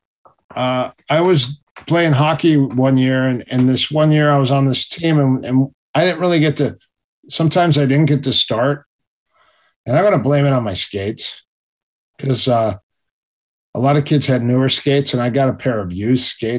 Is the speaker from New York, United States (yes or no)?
no; Minnesota, United States; I'm from Minnesota